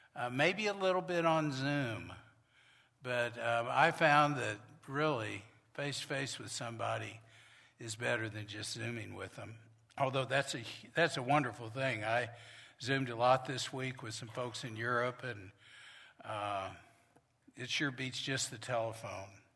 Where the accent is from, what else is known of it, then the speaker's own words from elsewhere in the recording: Norman, Oklahoma, United States; the church I grew up with in Norman, Oklahoma